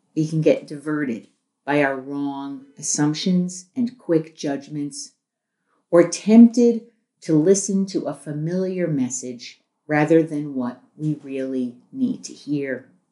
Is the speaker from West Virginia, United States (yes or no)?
no; New York City, New York, United States; I grew up in New York City